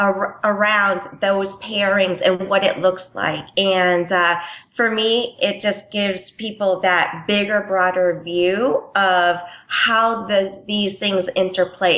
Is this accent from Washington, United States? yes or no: no; Connecticut, United States; moved away; I am from Connecticut originally